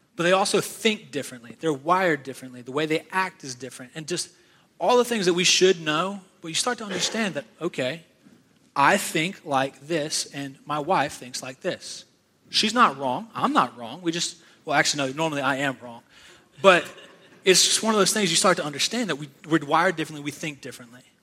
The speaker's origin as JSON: {"language": "English", "region": "Virginia", "country": "United States", "tie": "born or raised there", "moved": "yes", "lives_now": "South Carolina, United States", "said": "I was born and raised in Virginia. Now I live in South Carolina"}